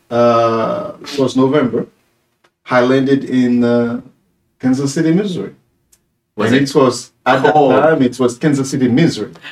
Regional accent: Haiti; from Haiti, a preacher of the gospel.

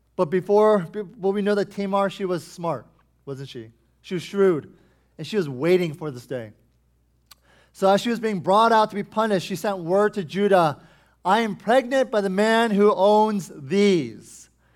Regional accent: United States; us as American Christians

